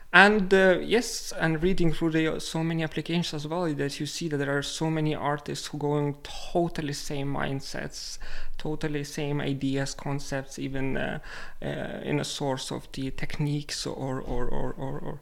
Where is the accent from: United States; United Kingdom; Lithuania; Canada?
Lithuania; moved away as an adult; now in Reykjavik, Iceland; I am originally from Lithuania